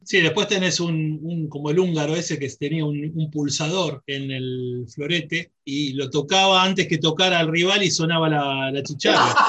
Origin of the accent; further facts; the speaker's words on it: Argentina; como argentino